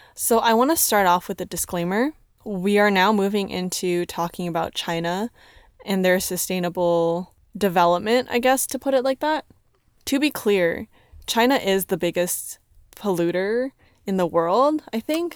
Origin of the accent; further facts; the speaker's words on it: Canada; I'm from Canada. I can speak English